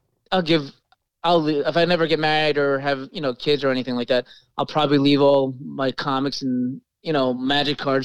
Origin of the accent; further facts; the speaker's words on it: New York, United States; I'm from New York.